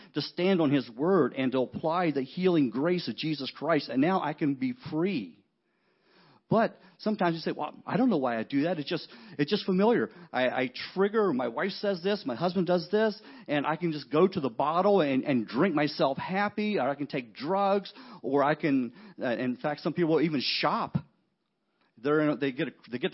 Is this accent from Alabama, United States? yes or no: no; West Virginia, United States; I'm a huge West Virginia fan because I grew up in West Virginia